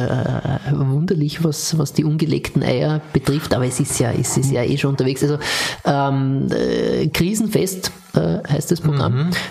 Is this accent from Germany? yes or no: no; Austria; als Österreicher